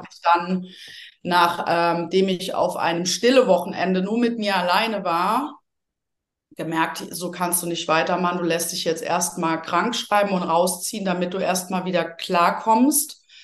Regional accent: Rhineland, Germany; moved away; ich so eine Frohnatur bin, auch aus dem Rheinland ursprünglich

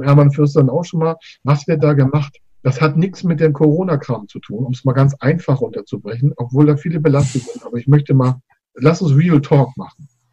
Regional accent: Schleswig-Holstein, Germany; mein Geburtsland äh, Schleswig-Holstein

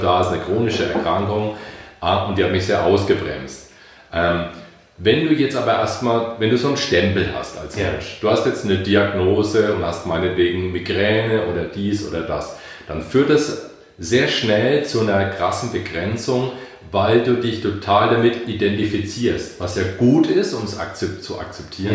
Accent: Bamberg, Bavaria, Germany; now in Bayreuth, Germany; Ich bin äh, stamm aus Bamberg, lebe in Bayreuth

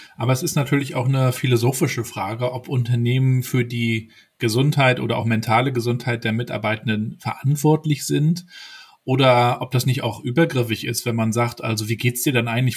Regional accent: Mecklenburg-Vorpommern, Germany; also born or lived in Rostock; ich aus Mecklenburg-Vorpommern.

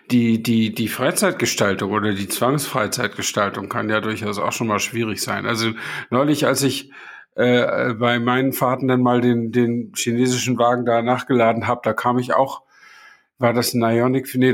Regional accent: Flensburg, Schleswig-Holstein, Germany; ich stamme ja aus Flensburg und ich überlege gerade, ob die Autobahn 7, äh, 1973 war das ja, ob die schon bis Flensburg reichte damals.

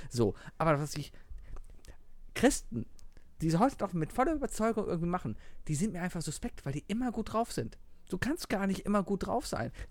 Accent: Cologne, North Rhine-Westphalia, Germany; ich komme aus Köln-Mauenheim. Das ist der kleinste Stadtteil von Köln und das ist schon eigentlich wie ein Dorf.

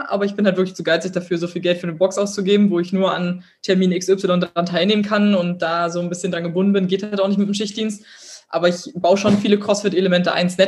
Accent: Berlin, Germany; ich komme aus Berlin, ich habe eine große Fresse

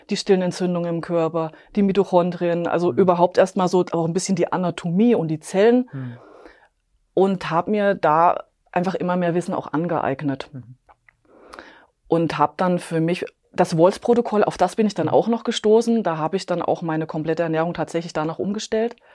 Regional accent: Bavaria, Germany; ich komme aus äh, Klonn, das ist bei München.

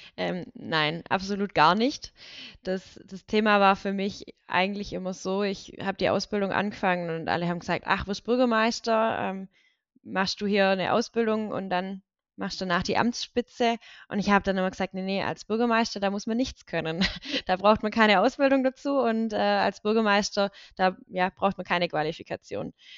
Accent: Reichenbach im Täle, Baden-Württemberg, Germany; now in Schlat, Germany; bin in Reichenbachheim-Täle groß geworden und ähm, das sind, ist ein Teilort von der Gemeinde Deggingen

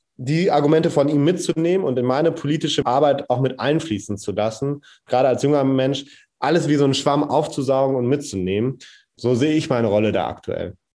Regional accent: Rheine, North Rhine-Westphalia, Germany; bei uns in Rheine

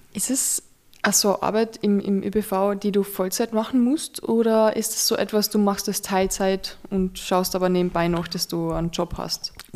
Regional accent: Carinthia, Austria; Bei uns in Kärnten

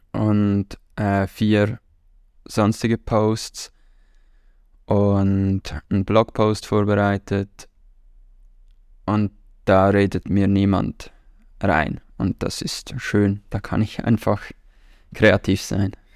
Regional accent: Switzerland; Wir haben nicht viele Traditionen in der Schweiz

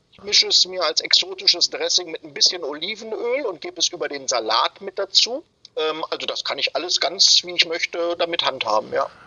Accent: Germany; bei uns in Deutschland

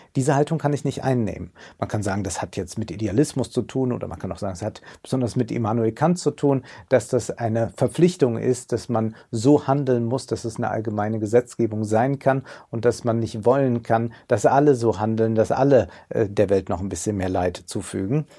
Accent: Rhineland, Germany; als Rheinländer

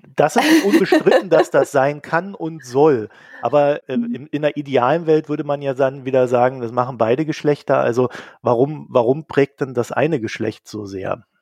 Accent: East Germany, Germany; ich komme ja aus Ostdeutschland

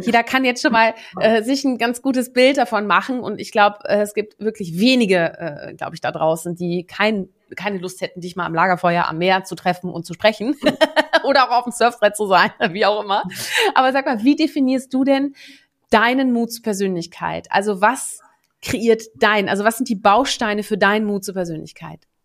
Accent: Netherlands; moved away; ich bin ja gebürtige Niederländerin, wir sind ja auch eine Handelsnation

